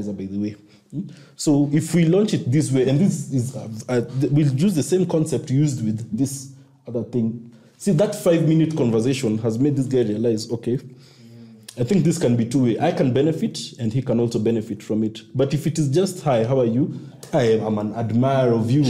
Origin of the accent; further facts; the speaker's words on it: Kenya; I'm a Kenyan